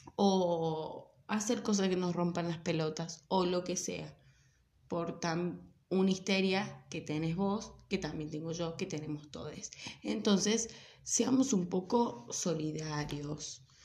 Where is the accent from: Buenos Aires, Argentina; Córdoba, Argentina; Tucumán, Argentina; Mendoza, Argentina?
Córdoba, Argentina; accent: Cordobés; soy cordobesa, acuérdense que me como un montón de letras, la pronunciación de las, de las R's, trato de ser lo más neutral que puedo, ¿sí? Pero bueno está en la sangre. Ah, no, bueno, qué sé yo, nací acá